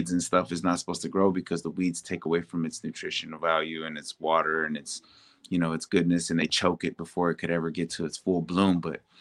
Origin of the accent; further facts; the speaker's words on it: San Antonio, Texas, United States; I'm from San Antonio, Texas